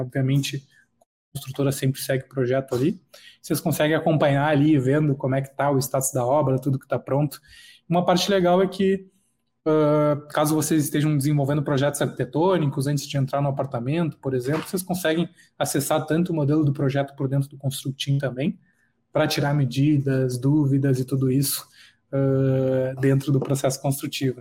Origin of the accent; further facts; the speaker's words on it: Charqueadas, Rio Grande do Sul, Brazil; moved away as an adult; now in São Paulo, Brazil; sou natural de Charqueadas, no Rio Grande do Sul, próximo a Porto Alegre, e hoje moro em São Paulo.